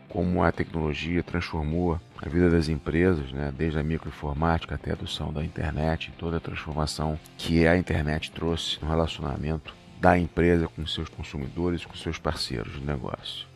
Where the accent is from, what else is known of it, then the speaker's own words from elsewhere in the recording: Rio de Janeiro, Brazil; Sou carioca